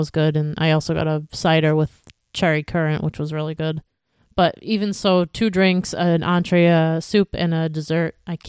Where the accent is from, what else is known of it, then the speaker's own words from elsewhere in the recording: New England, United States; we're from New England